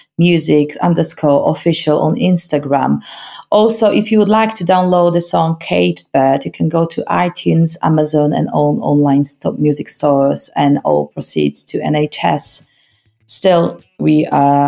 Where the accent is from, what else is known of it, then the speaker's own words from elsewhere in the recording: Malbork, Pomeranian Voivodeship, Poland; English is a second language; moved away as an adult; also born or lived in Gdańsk; now in Leeds, United Kingdom; I was born in Gdańsk, but I grew up in Malbork, which is 60 kilometers down to south from Gdańsk